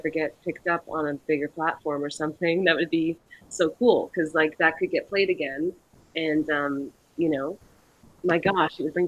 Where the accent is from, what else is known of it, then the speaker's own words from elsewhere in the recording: Canada; Where I grew up in Canada